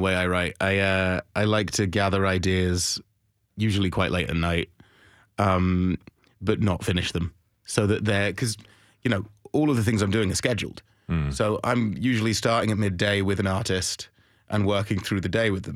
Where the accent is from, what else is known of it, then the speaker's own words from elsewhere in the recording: London, United Kingdom; moved away; I'm from London